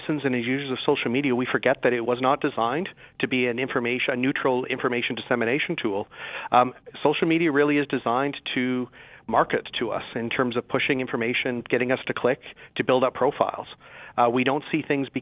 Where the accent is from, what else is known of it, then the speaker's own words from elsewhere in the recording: Saskatchewan, Canada; I'm from Saskatchewan.